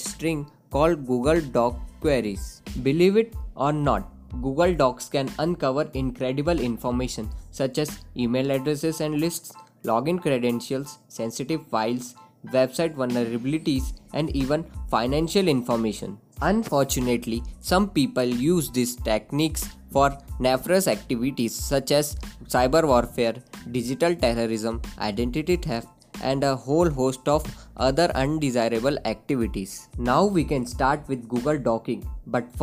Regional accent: Indore, Madhya Pradesh, India; I am from Indore itself. I have done my schooling from Daisy Dale School, Indore.

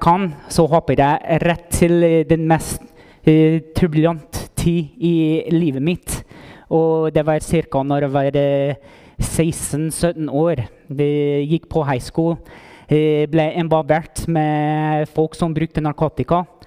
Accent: Las Cruces, New Mexico, United States; Norwegian is a second language; moved away as an adult; now in Heimdal, Norway; Jeg kommer opprinnelig fra Las Cruces, New Mexico.

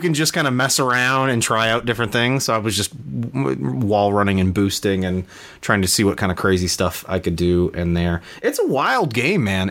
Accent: United States; I'm American. I only speak one, Mar- uh, one language

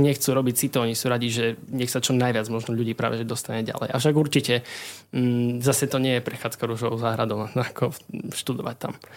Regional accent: Košice, Košice Region, Slovakia; pochádzam vlastne z Košic. Um, narodil som sa v Košiciach, čiže v tom meste vlastne som celý život

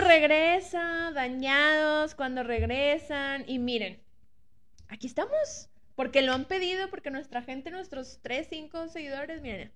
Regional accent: Monterrey, Nuevo León, Mexico; nosotros somos regios

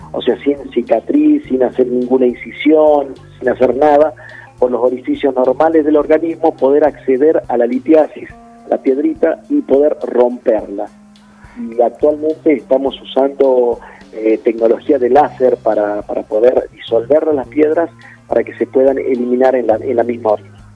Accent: Metán, Salta, Argentina; now in Salta, Argentina; yo soy de Metán, de Metán

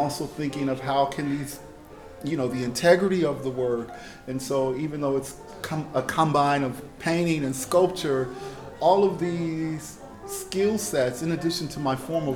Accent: Chicago, Illinois, United States; now in Shanghai, China; I remember growing up, a lot of the skyscrapers that were coming up in Chicago

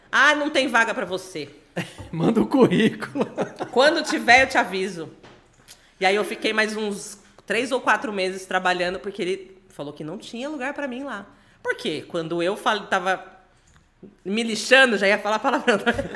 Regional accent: Pederneiras, São Paulo, Brazil; now in São Paulo, Brazil; no Distrito Industrial de Pederneiras, que é a cidade onde eu nasci

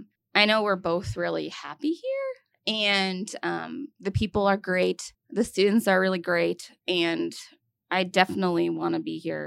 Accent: Glens Falls, New York, United States; So I grew up in upstate New York. So Glens Falls, New York, which is, it's basically an hour north of the capital, which is Albany.

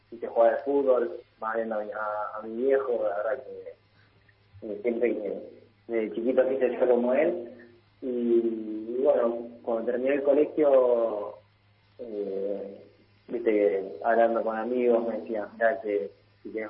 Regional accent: Italy; seis años en Milán y un año en, en Roma. Eh, básicamente viví toda mi vida en Italia.

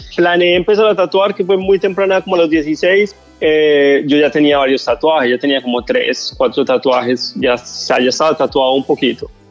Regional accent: Medellín, Antioquia, Colombia; moved away as an adult; now in Miami, United States; Yo soy de Colombia, de la ciudad de Medellín. Resido aquí en Estados Unidos aproximadamente de como ocho años

